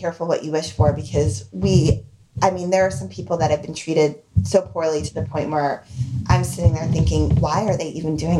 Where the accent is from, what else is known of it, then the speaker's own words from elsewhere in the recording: New York, United States; now in Cornwall, United States; I grew up always as a New York, quote unquote, New Yorker kid.